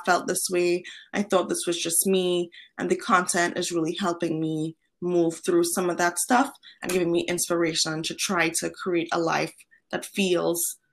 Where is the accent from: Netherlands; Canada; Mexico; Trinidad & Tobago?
Trinidad & Tobago; also born or lived in Boston / Madrid / San Francisco; now in Los Angeles, United States; I was born and raised in Trinidad and Tobago, which is a tiny island in the Caribbean.